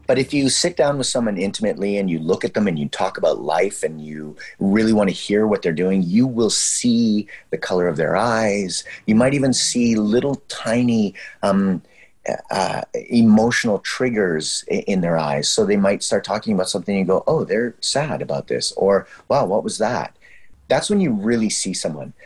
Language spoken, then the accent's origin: English; Canada; We're so Canadian